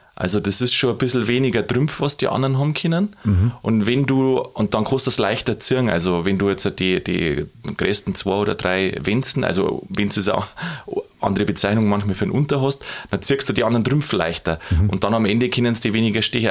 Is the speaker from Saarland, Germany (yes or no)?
no; Lower Bavaria, Germany; bei uns in Niederbayern, also wo ich herkomme aus der Gegend